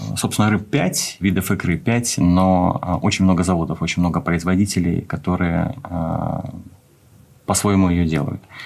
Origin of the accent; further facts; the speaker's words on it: Khabarovsk, Khabarovsk Krai, Russia; moved away as an adult; now in Moscow, Russia; Родился я на Дальнем Востоке, в Хабаровске